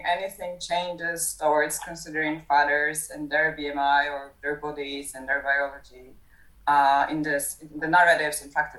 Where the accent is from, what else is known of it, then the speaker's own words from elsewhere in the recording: Poland; I'm coming from Poland